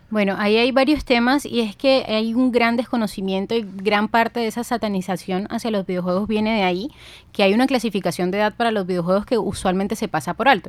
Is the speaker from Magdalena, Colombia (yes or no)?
yes; Ciénaga, Magdalena, Colombia; also born or lived in Bogotá; yo nací en la ciudad de Bogotá, de ahí la pinta de cachaca, pero yo soy cienaguera. Desde los siete años me crié en Ciénaga Magdalena